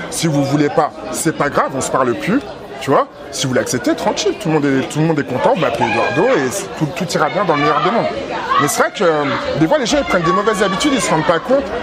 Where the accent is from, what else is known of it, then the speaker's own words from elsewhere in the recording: Benin; moi je viens du royaume du Dahomey, et c'est l'un des rares royaumes où à un moment ils ont dit, mais en fait, il faut pas faire ça